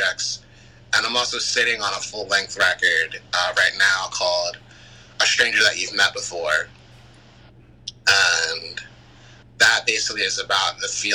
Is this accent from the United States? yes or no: yes; Philadelphia, Pennsylvania, United States; I'm from Philly.